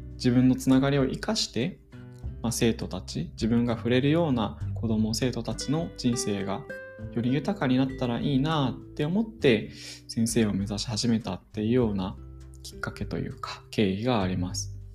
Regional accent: Saitama, Japan; 僕はあの埼玉の生まれなんですけれども小学校とか中学校は地元の学校に通っていました

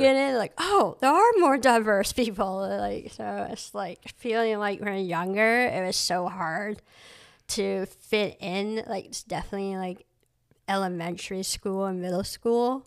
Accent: Surry, Maine, United States; also born or lived in Cambodia / Boston; I grew up in Surrey, Maine.

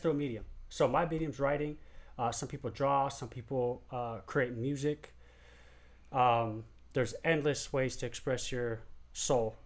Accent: San Diego, California, United States; I'm from San Diego

